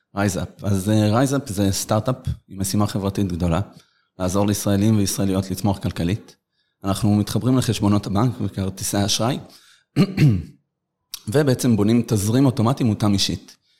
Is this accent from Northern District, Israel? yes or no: no; Petah Tikva, Central District, Israel; גדלנו בפתח תקווה, נולדנו בפתח תקווה